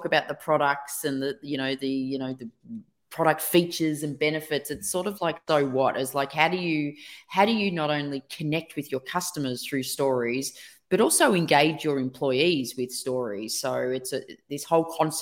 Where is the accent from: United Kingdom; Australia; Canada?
Australia; I'm from Australia